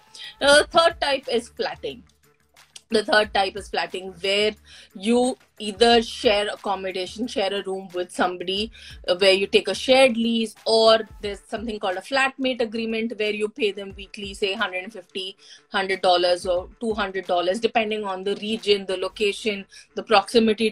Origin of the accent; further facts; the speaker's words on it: Hyderabad, Telangana, India; now in New Zealand; I come from Hyderabad, and our culture is pretty much the same.